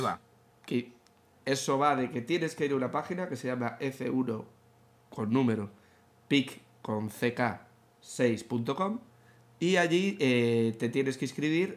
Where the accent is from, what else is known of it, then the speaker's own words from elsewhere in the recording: Spain; como aficionados y como españoles